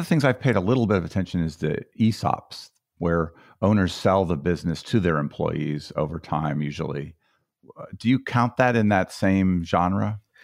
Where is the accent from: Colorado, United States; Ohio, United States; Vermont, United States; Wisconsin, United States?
Colorado, United States; That's my home state